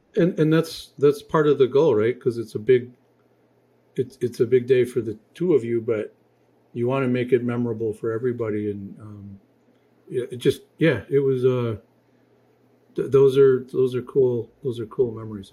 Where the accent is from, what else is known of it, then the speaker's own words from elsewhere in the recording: Michigan, United States; moved away; I'm from Michigan